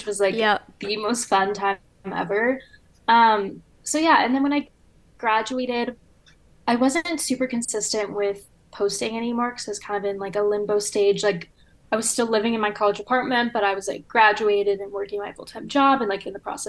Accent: Louisiana, United States; now in Chicago, United States; I'm also from the South, like from Louisiana

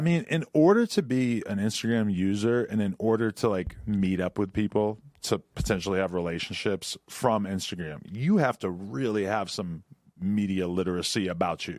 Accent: New Hampshire, United States; moved away; also born or lived in New York City; the chicks that I grew up around because in New Hampshire

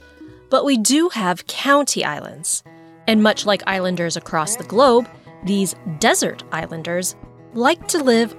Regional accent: Arizona, United States; I relocated from Pennsylvania, and this county island concept is foreign to me.

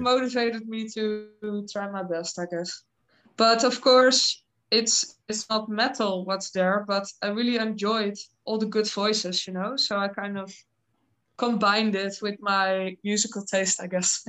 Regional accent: Netherlands; I'm from the Netherlands

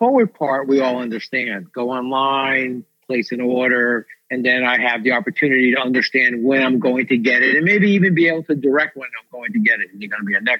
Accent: New Jersey, United States; So I grew up in Jersey. I started UPS in New Jersey.

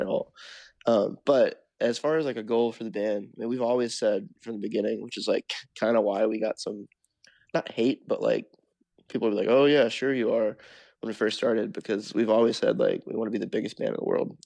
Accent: Memphis, Tennessee, United States; now in Nashville, United States; we're from Memphis

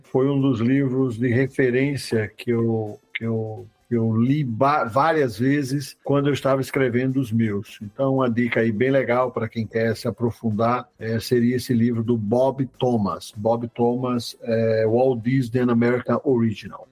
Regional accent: Northeast Region, Brazil; eu sou nordestino

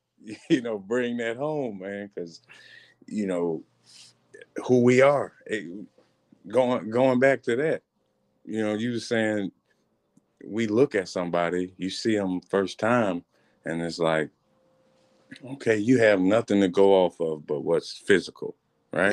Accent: Marianna, United States; I'm from Mariana.

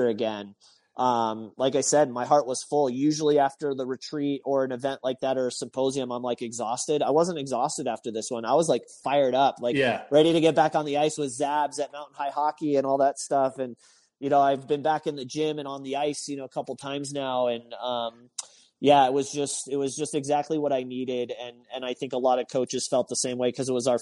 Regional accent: Texas, United States; I grew up in Texas

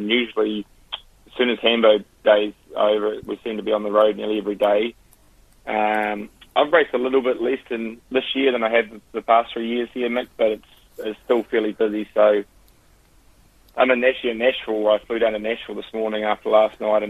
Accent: Christchurch, Canterbury, New Zealand; moved away; I'm from Christchurch and grew up with it

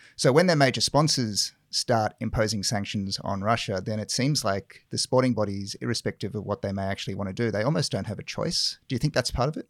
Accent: South Africa; moved away; I grew up in South Africa

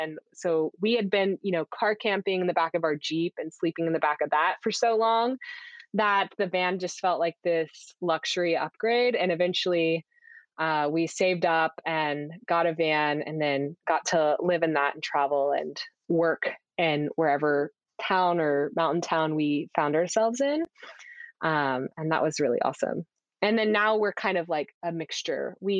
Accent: Houston, Texas, United States; But I grew up in Houston and I went to school for college in Austin, but never really got that strong accent.

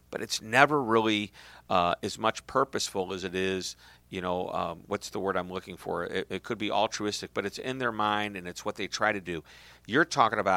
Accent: St. Louis, Missouri, United States; I'm from St. Louis.

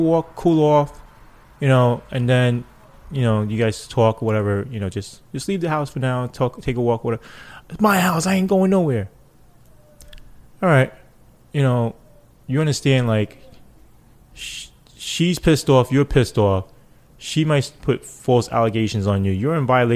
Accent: New York City, New York, United States; I grew up in that.

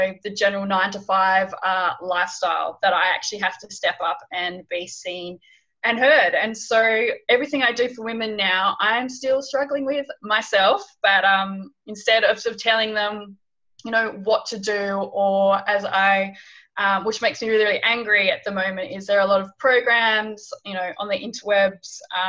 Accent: Hobart, Tasmania, Australia; moved away as an adult; also born or lived in London / Bangladesh; So I'm originally from Hobart, Tasmania, in Australia

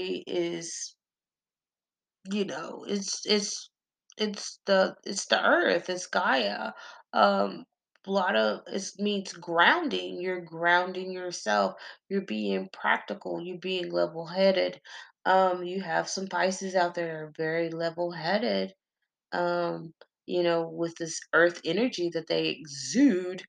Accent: Texas, United States; I am country as hell. I'm from Texas.

